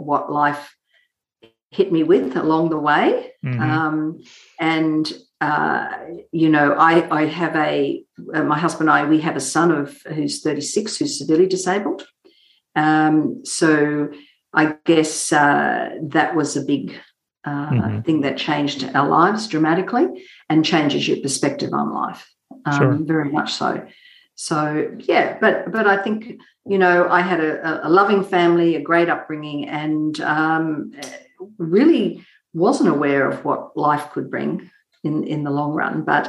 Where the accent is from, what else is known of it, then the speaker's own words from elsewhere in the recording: Mackay, Queensland, Australia; I grew up in a small country town in northern Queensland called Mackay, and I grew up on a sugarcane farm.